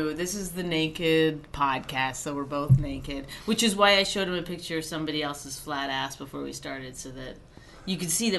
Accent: Canada; I hope they know I'm Canadian.

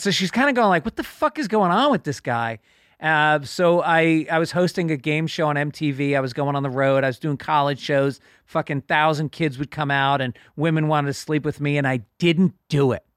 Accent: New York, United States; I grew up in New York

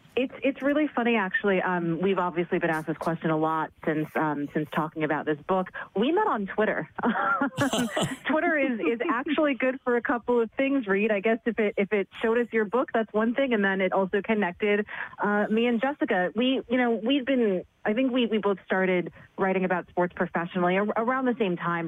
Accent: New York City, New York, United States; born and raised in New York City

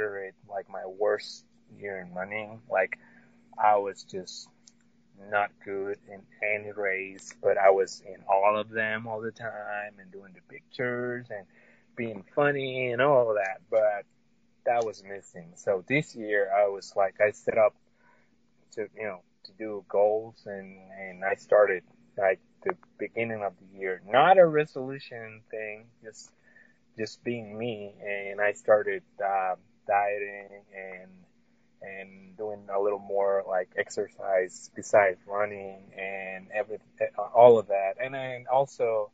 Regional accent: Tampico, Tamaulipas, Mexico; moved away as an adult; now in United States; I was born and raised in Mexico in a town called Tampico

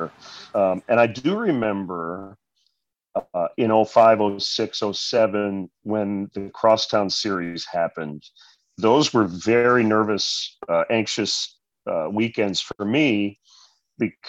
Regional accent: Michigan, United States; now in Chicago, United States; I grew up in Michigan

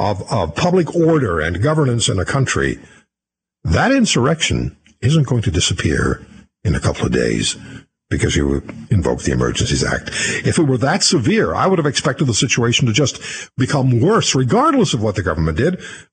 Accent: Canada; as a Canadian citizen

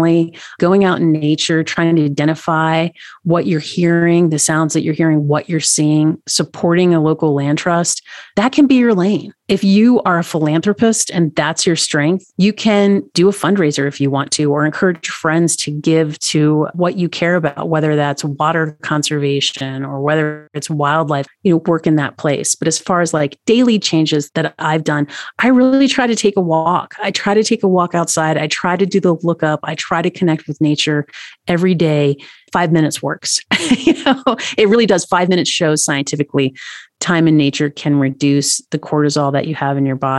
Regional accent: Tennessee, United States; now in Montana, United States; I live in Montana. Mm-hmm. I'm from Tennessee.

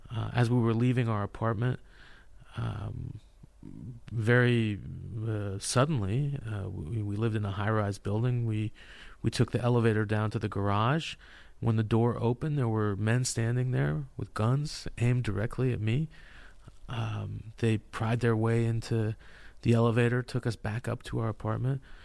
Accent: California, United States; I'm from California

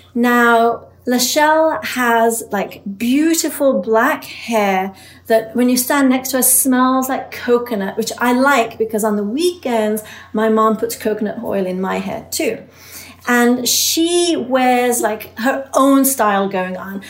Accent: England, United Kingdom; moved away; I was an immigrant growing up in England.

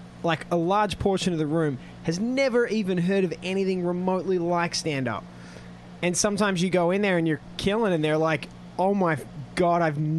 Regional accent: Australia; moved away as an adult; now in Shanghai, China; Well, I'm from Australia originally, but I moved to China about 7 years ago.

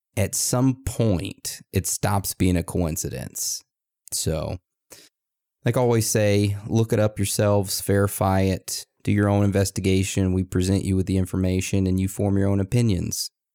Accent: Texas, United States; now in Maine, United States; I'm from Texas. I was born in Texas, raised in Texas, but I'm now living in Maine.

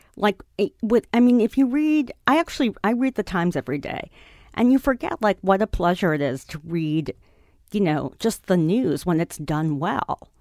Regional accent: New York City, New York, United States; I grew up on the Upper West Side

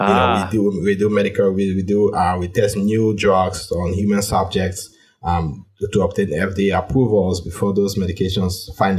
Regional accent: Cameroon; moved away as an adult; now in New York City, United States; I am originally from Cameroon. I'm an African-born immigrant to the United States, and I've been in the United States for about 6.5 years now.

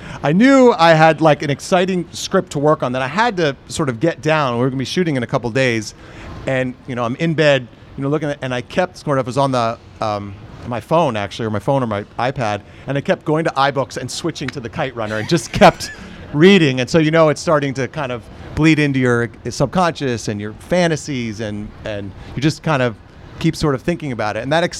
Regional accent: Fort Lauderdale, Florida, United States; Fort Lauderdale, Florida.

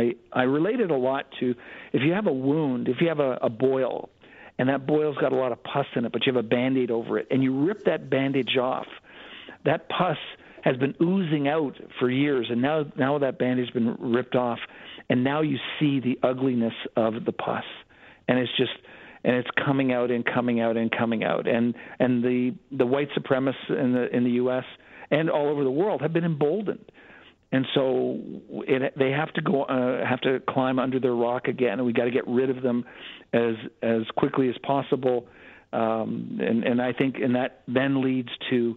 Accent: Canada; also born or lived in United States; I've lived in Canada for most of my life, over 50 years in Canada. I'm Canadian, and I do see the difference.

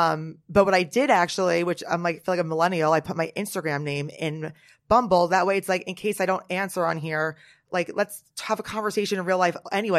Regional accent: Norwood, New Jersey, United States; I'm from Jersey. I'm from Bergen County, so not far from some of the Real Housewives of Jersey.

